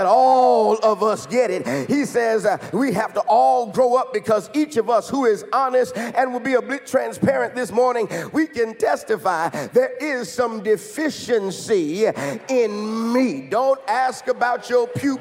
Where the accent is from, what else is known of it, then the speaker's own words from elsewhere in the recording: Chicago, Illinois, United States; when Pastor Wesley and I were growing up in Chicago